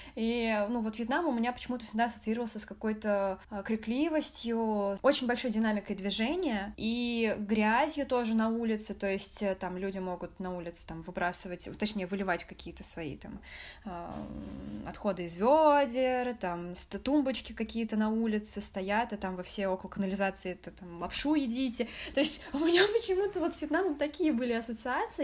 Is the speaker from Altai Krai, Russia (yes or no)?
no; Moscow, Russia; first language Russian; Я родилась в Москве в семье китайско-вьетнамской. У меня мама китаянка, папа вьетнамец. Но родилась я в Москве и говорю на русском языке. А, мой первый и родной язык — это русский